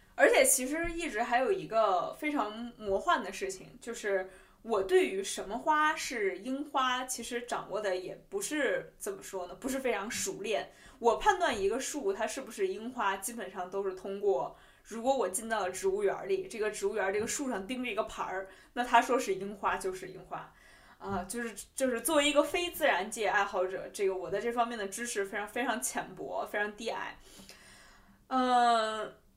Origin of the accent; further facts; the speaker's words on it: Beijing, China; 我们就是北京人的习惯